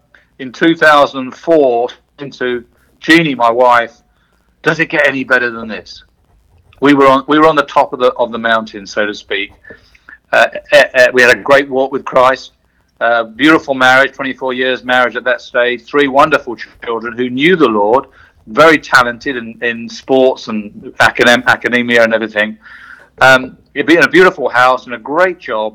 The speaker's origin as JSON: {"language": "English", "region": "south coast of England", "country": "United Kingdom", "tie": "born or raised there", "also_born_or_lived": "London", "moved": "as an adult", "said": "So the first 44 years of my life were in the UK. I was born in London, but brought up on the south coast"}